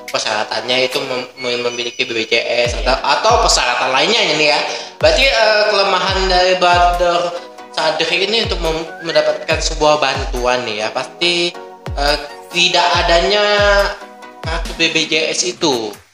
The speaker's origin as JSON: {"language": "Indonesian", "region": "Riau Islands", "country": "Indonesia", "said": "Aku sendiri dari Kabupaten Lingga"}